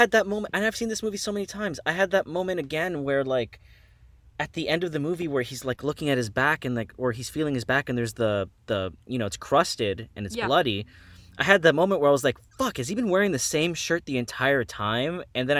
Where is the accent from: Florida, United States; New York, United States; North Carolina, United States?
Florida, United States; Miami; Absolutely I did. I'm from Miami.